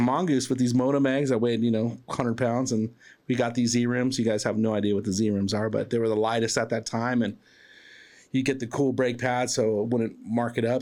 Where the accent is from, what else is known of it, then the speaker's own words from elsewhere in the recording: Southern California, United States; moved away as an adult; also born or lived in East Los Angeles, California / Chino, California; now in Arizona, United States; growing up in Southern California, I grew up about 45 minutes from the beach